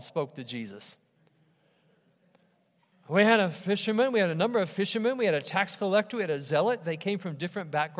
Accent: Ohio, United States; my church where I grew up in Ohio

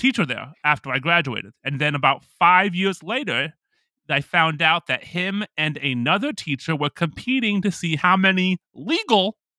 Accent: Oakland, California, United States; growing up in Oakland, California, same thing.

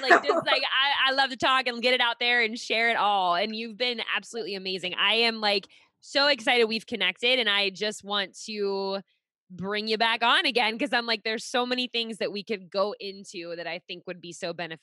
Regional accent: Pittsburgh, Pennsylvania, United States; moved away as an adult; now in Rhode Island, United States; I'm originally from Pittsburgh, and then we moved to Rhode Island like 6 years ago

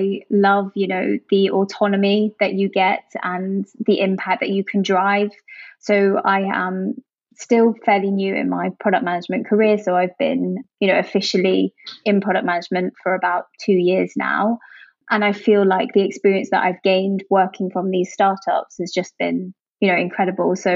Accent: Jersey; moved away as an adult; also born or lived in Hong Kong / London; I'm originally from Jersey, the Channel Islands

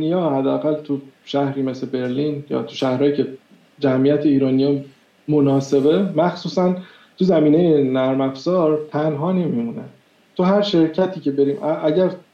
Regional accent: Iran; moved away as an adult; تو ایران انگلیسی یاد گرفته باشه

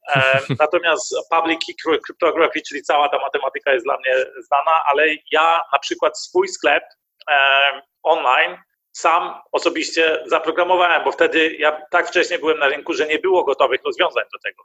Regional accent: Germany; Ja jestem Niemcem. Mieszkam w Niemczech

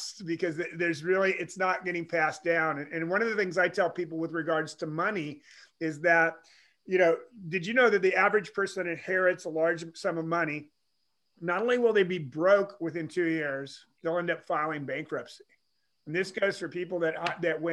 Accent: Pacific Northwest, United States; I was raised in the Pacific Northwest

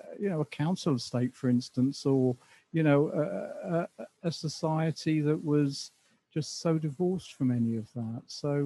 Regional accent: Dublin, Leinster, Ireland; also born or lived in Southend / Essex; now in England; I mean, I was born in Dublin, but my family moved to Southend in Essex in the early 60s. So I was brought up in Southend up until about 1971.

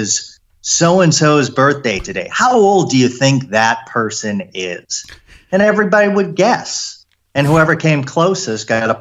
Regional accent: Needham, Massachusetts, United States; I was born and raised in Needham

